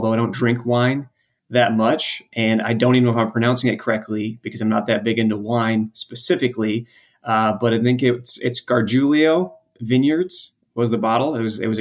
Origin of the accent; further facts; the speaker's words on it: New Lenox, Illinois, United States; moved away as an adult; also born or lived in Champaign, Illinois / Miami; I actually grew up outside of Chicago in a town called New Lenox, Illinois